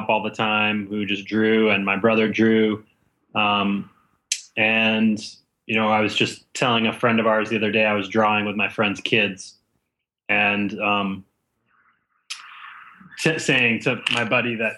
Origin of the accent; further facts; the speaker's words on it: Boston, Massachusetts, United States; I grew up in Boston